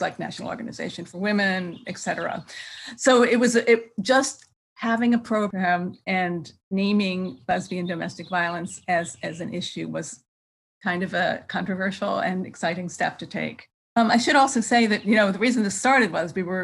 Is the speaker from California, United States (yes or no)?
no; Philadelphia, Pennsylvania, United States; moved away as an adult; now in San Francisco Bay Area, United States; I'm from Philadelphia, but I've been in the Bay Area for more than 30 years now